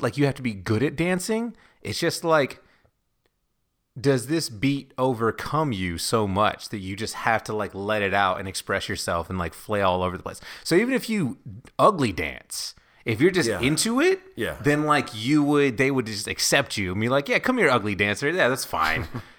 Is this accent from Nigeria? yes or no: yes; Nigeria; thinking that we're West Indian instead of Nigerian, and also not knowing that English is the main language in Nigeria.